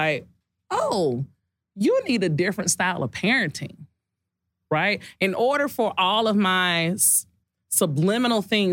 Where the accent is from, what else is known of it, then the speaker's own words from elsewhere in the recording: Decatur, Georgia, United States; I'm from Decatur